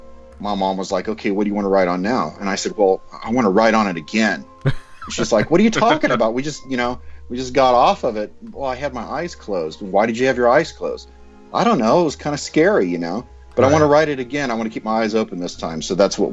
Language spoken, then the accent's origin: English; Southern California, United States; I grew up in Southern California.